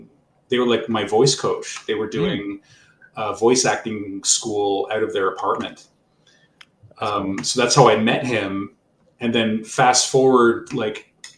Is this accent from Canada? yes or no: yes; Montreal, Quebec, Canada; I'm from Montreal. Like, I've been around the Montreal entertainment industry for a long, long time